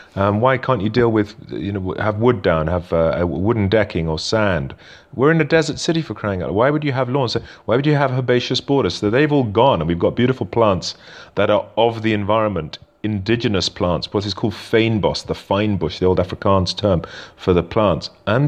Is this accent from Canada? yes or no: no; United Kingdom; accent: British; moved away as an adult; also born or lived in South Africa; now in Cape Town, South Africa; I have a British accent. I'm British born, but I've lived in South Africa for a number of years. I lived overseas from the UK all over the world.